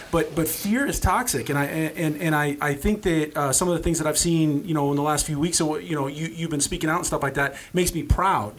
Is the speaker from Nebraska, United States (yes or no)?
yes; Norfolk, Nebraska, United States; also born or lived in Los Angeles; we came from Norfolk in you know I, I, was born in 80, we were born in 80, so we had the 80s and the 90s in a small town.